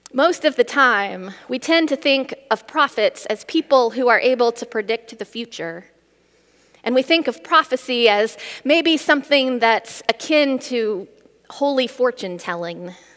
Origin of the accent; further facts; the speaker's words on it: Midwest, United States; I grew up in the Midwest